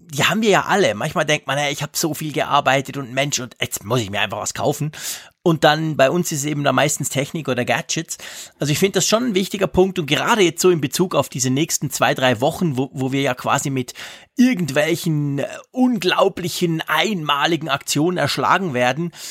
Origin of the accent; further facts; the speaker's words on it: Switzerland; bei uns in der Schweiz